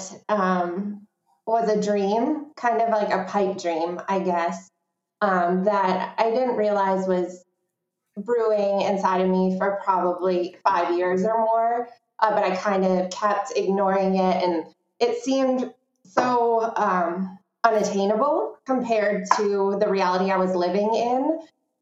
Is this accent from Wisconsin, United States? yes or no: yes; Verona, Wisconsin, United States; opening this new space in Verona, in my hometown